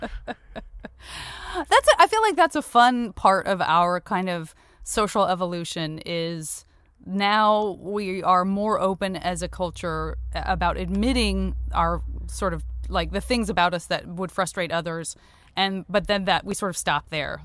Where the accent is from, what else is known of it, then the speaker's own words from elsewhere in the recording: Tucson, Arizona, United States; moved away; also born or lived in San Francisco; I lived in San Francisco for a million years and I still have a comedy festival up there, but I am originally from Tucson